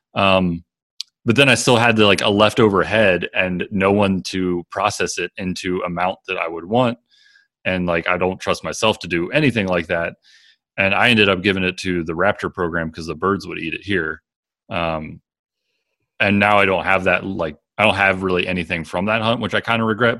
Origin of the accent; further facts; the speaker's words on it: Maryland, United States; moved away as an adult; now in Wyoming, United States; where I grew up in Maryland